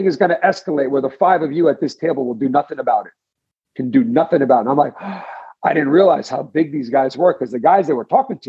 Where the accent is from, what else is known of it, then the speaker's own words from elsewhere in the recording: Garden City, New York, United States; As a kid growing up in Garden City